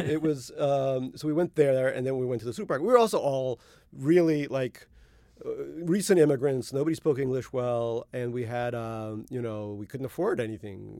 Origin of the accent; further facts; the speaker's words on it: New York City, New York, United States; also born or lived in Russia (Soviet Union); I grew up in Eastern Queens Little Neck, Queens